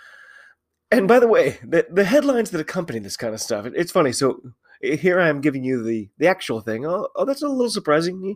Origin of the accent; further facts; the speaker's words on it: United States; I'm an American rugby fan